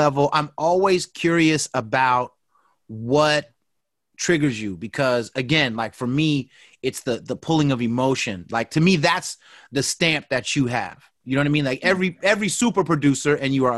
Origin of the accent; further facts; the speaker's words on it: the Bay Area, California, United States; I'm from the Bay. Mixmaster Mike lived right down the street.